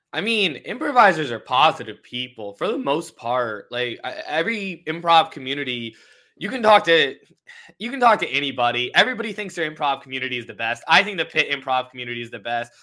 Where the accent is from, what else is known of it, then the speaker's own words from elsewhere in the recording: Indianapolis, Indiana, United States; I was raised in Indianapolis